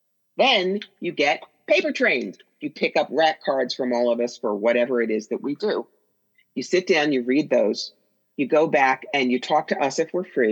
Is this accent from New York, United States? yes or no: yes; New York, United States; I'm a New Yorker